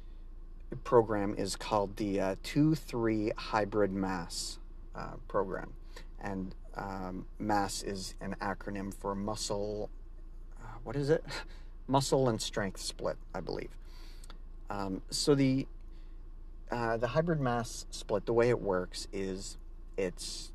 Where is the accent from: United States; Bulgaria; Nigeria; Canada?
Canada; I'm Canadian.